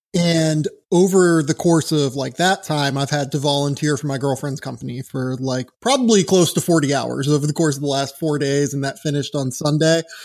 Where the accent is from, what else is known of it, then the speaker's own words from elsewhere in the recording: Pittsburgh, Pennsylvania, United States; moved away; I'm from Pittsburgh originally